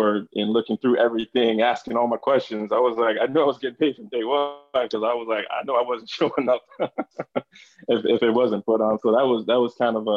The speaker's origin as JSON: {"language": "English", "region": "Northern Virginia", "country": "United States", "tie": "born or raised there", "moved": "as an adult", "lives_now": "Miami, United States", "said": "I'm from Northern Virginia, raised there. And, you know, I'm not native to Miami"}